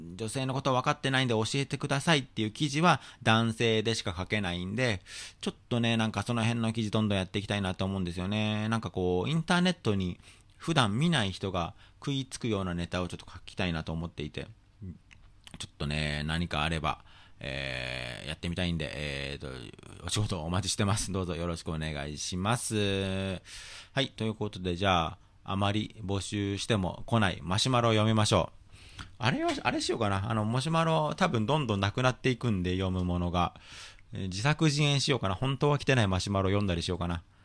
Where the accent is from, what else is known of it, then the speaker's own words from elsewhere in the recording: Tokyo, Japan; 一応僕はもうずっと東京出身で、東京育ちなんで